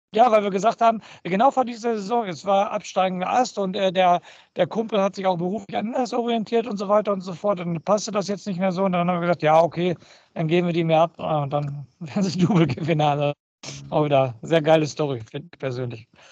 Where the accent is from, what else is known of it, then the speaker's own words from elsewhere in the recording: Germany; Bei uns in Deutschland